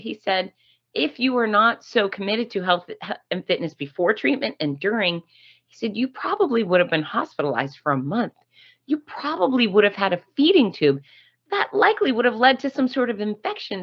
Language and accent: English; Gainesville, Florida, United States; Gainesville, Florida, my hometown